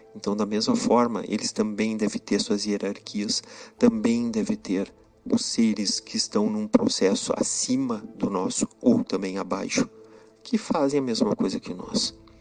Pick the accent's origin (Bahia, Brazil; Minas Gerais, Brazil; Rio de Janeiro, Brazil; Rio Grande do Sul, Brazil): Rio Grande do Sul, Brazil; Santana do Livramento; Sou gaúcho, nascido em Santana do Livramento, na divisa com o Uruguai, com Rivera